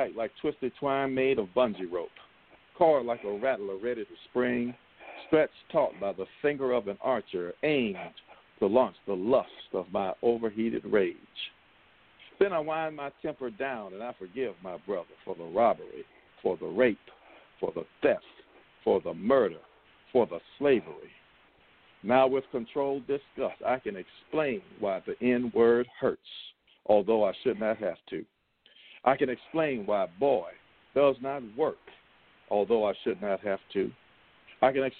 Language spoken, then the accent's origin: English; Columbia, South Carolina, United States; moved away as an adult; also born or lived in Greenville, South Carolina / New York; South Carolina, born and raised.